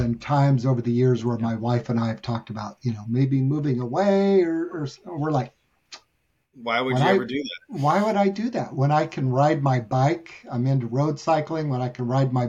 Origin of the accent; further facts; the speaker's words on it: San Diego, California, United States; also born or lived in Albion, Michigan / Kentucky; I moved to California when I was 8 years old. So I was born in Michigan